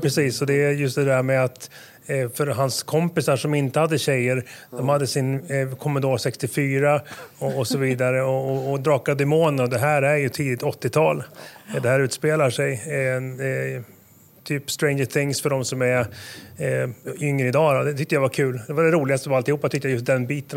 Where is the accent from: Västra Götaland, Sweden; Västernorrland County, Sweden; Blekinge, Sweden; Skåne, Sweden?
Västra Götaland, Sweden; Åmål; moved away as an adult; also born or lived in Stockholm area; now in Nyköping, Sweden; Jag föddes i, i Stockholmsområdet, flyttade 42 mil sydväst om, om huvudstaden Åmål. Jag hamnade i Åmål